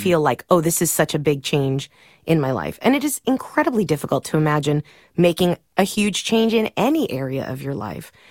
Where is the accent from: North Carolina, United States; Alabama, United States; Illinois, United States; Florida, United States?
Florida, United States; Miami; moved away; I grew up in Miami. My dad was a Cuban immigrant